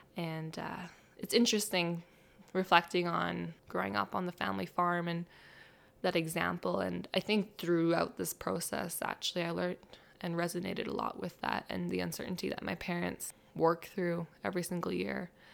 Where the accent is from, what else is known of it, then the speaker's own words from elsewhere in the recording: Barrhead, Alberta, Canada; I grew up in Barnard